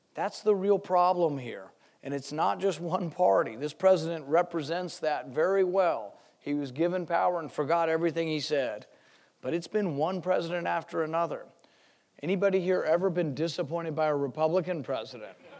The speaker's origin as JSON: {"language": "English", "region": "Flyover America", "country": "United States", "said": "I'm from Flyover America."}